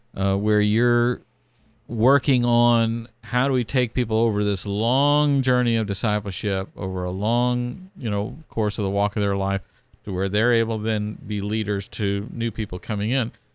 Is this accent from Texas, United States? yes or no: yes; Texas, United States; growing up in Texas